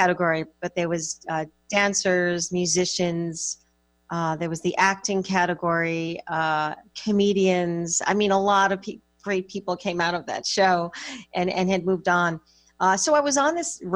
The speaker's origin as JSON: {"language": "English", "region": "suburbs of New York", "country": "United States", "tie": "born or raised there", "said": "I was raised in the Northeast in the suburbs of New York"}